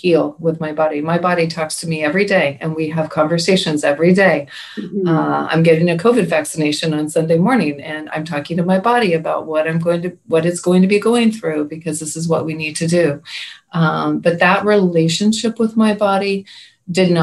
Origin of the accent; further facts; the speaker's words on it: Pacific Northwest, United States; I'm from the Pacific Northwest